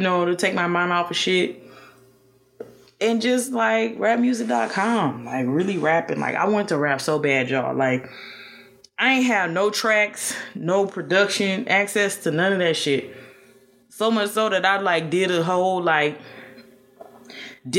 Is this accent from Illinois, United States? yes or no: yes; Chicago, Illinois, United States; also born or lived in Statesboro, Georgia; Chicago is home for me